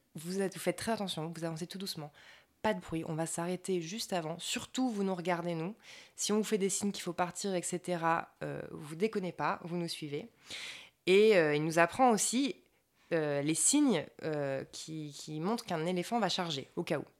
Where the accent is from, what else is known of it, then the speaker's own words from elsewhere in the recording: France; moved away; entre nous, en France